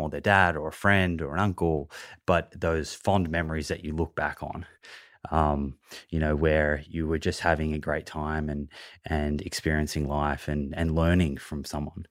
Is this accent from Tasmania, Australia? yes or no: no; Melbourne, Victoria, Australia; now in Sydney, Australia; I, I grew up in Melbourne, and now I live in Sydney